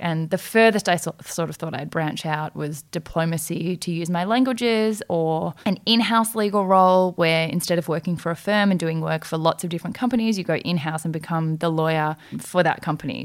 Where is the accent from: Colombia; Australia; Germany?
Australia; also born or lived in South Korea; we are both adopted from Korea when we were five months old, we came to Australia